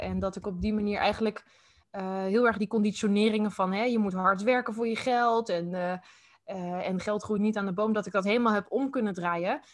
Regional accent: Utrecht, Netherlands; ook in Utrecht. Ik ben echt geboren en getogen hier

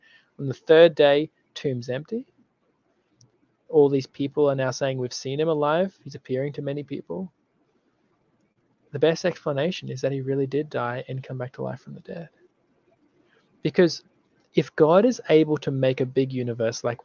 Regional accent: Australia; I'm from Australia

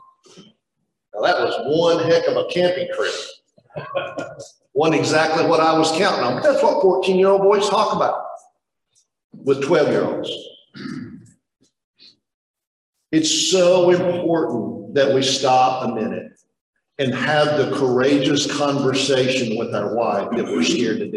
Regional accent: East Tennessee, United States; I grew up in East Tennessee

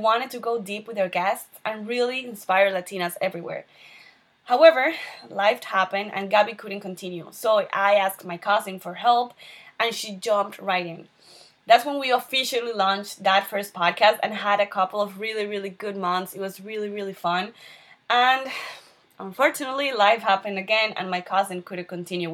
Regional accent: Venezuela; moved away as an adult; now in Miami, United States; I'm originally from Venezuela.

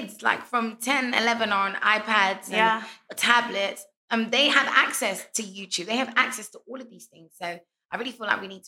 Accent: London, United Kingdom; moved away as an adult; now in Ghana; Born and raised in London my whole life in the UK. And moved to Ghana nearly four years ago

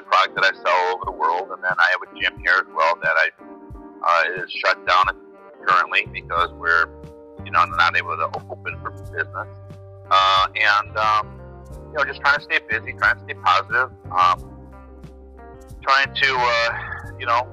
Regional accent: Cleveland, Ohio, United States; moved away as an adult; now in Minnesota, United States; I'm originally from Cleveland, Ohio. Grew up there and then migrated to Minnesota about 23 years ago.

